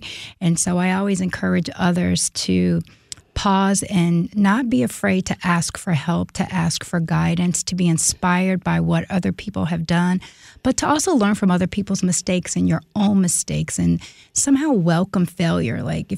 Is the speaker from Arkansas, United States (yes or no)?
no; Chicago, Illinois, United States; I was born in Chicago, very middle-class family. My parents were teenagers when I was born